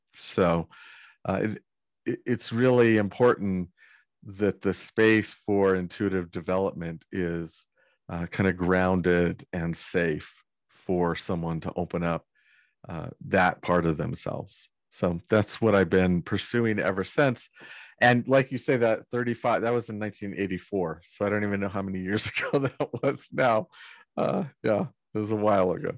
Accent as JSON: {"language": "English", "region": "Northern California", "country": "United States", "tie": "born or raised there", "said": "I grew up in Northern California"}